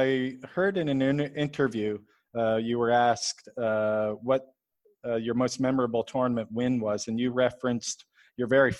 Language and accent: English; Halifax, Nova Scotia, Canada; born or raised there